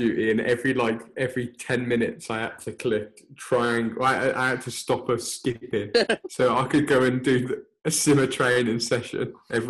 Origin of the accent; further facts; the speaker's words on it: United Kingdom; I'm a British boy.